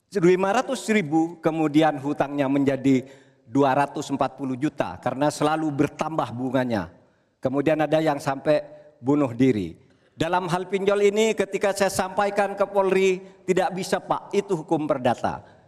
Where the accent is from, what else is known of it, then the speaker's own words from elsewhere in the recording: Madura, East Java, Indonesia; saya ingat pulau saya Madura